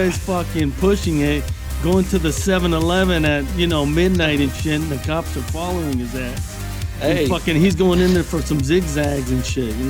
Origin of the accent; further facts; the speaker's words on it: East Los Angeles, California, United States; born there; That's right, because I was born in East LA.